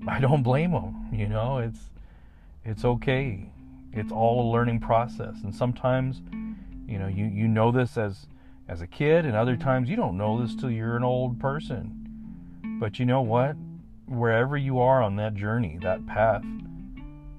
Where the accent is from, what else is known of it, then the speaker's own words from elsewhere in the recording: United States; We are American. We are Mexican. Not hyphenated. No. We are American and we are Mexican.